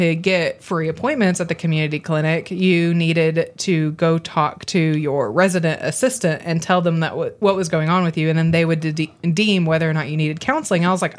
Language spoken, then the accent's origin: English; Arkansas, United States; also born or lived in New York; I'm originally from New York. We moved to Arkansas when I was one.